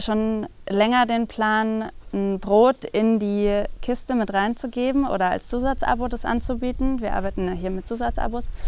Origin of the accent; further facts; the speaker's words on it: Chiemgau, Bavaria, Germany; vor knapp zwei Jahren hier wieder ins Chiemgau gezogen, wo ich aufgewachsen bin.